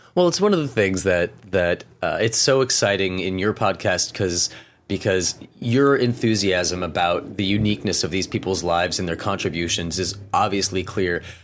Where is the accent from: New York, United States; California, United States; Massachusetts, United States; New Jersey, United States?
Massachusetts, United States; Pittsfield; I grew up in Pittsfield, Massachusetts, in Western Mass, real Western Mass